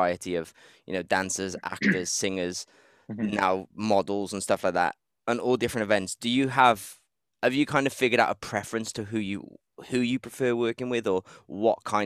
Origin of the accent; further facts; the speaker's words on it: Wales, United Kingdom; moved away; also born or lived in Manchester; I was from Wales, but I pretended I was from Manchester so I could stay there.